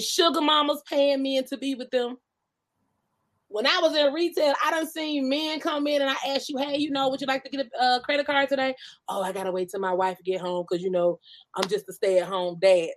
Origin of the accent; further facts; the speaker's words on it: Georgia, United States; moved away as an adult; now in California, United States; I'm from Georgia, born and raised. I'm talking about country bumpkin